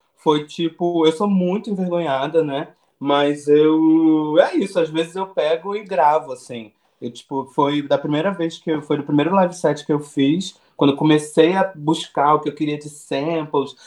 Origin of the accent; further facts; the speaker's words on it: Nova Friburgo, Rio de Janeiro, Brazil; moved away as an adult; also born or lived in Macaé / Belo Horizonte; now in São Paulo, Brazil; Nasci, nasci em Nova Friburgo, uma cidade na região serrana do Rio de Janeiro. Morei em Macaé, fui estudar no Rio de Janeiro.